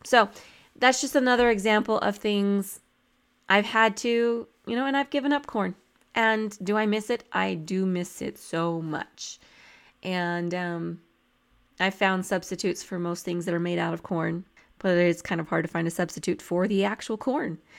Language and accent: English; New Mexico, United States; I grew up in New Mexico